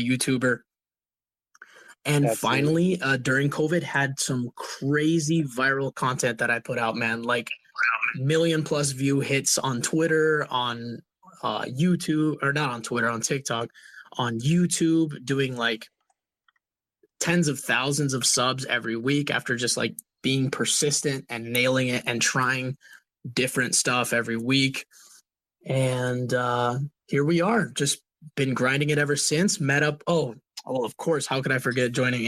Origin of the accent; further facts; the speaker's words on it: Puerto Rico; moved away; also born or lived in Minnesota / Florida; born and raised in Puerto Rico, moved from Puerto Rico to go live in Minnesota, cold, cold Minnesota, learned how to be a gringo over there with my family